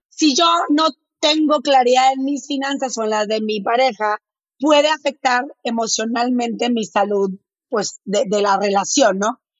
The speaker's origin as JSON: {"language": "Spanish", "town": "Monterrey", "region": "Nuevo León", "country": "Mexico", "accent": "medio golpeado", "said": "yo soy de Monterrey. Entonces, si hablo medio golpeado, no es que esté enojada"}